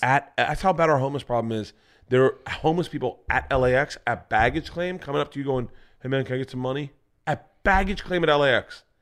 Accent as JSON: {"language": "English", "region": "Florida", "country": "United States", "tie": "born or raised there", "said": "Growing up in Florida"}